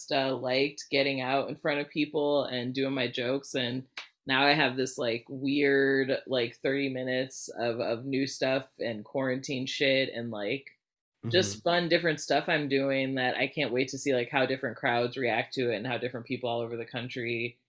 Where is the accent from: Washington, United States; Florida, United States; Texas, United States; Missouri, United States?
Texas, United States; Dallas; I'm a fifth generation Texan